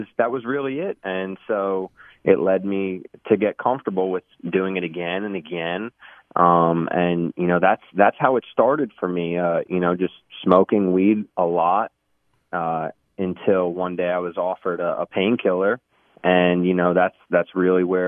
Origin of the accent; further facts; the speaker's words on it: Long Island, New York, United States; I grew up in Long Island, New York, you know, born and raised there for most of my life